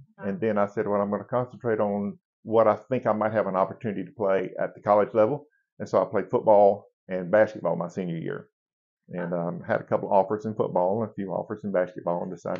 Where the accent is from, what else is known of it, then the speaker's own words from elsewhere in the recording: Greenville, South Carolina, United States; also born or lived in Charleston, South Carolina / Johns Island, South Carolina / Bennettsville, South Carolina; now in Pawleys Island, United States; we came back to Greenville and built a house in the right off East North Street, uh-huh. down in the Taylor's area, uh-huh. and grew up there from the second grade, January of the second grade, so the second semester, on through I graduated high school.